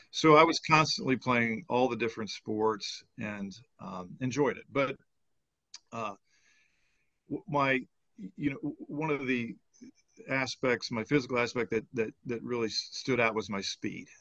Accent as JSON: {"language": "English", "region": "Illinois", "country": "United States", "tie": "born or raised there", "also_born_or_lived": "Portland, Oregon", "moved": "as an adult", "said": "I moved from from Illinois where I grew up, uh, and we moved out to Oregon, and to Portland"}